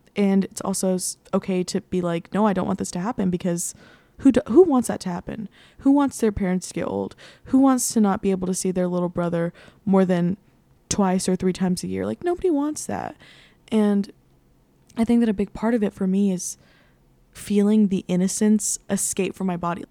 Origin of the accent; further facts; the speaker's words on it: San Antonio, Texas, United States; moved away as an adult; also born or lived in Nashville; now in New York City, United States; I grew up in San Antonio. I've lived there my entire life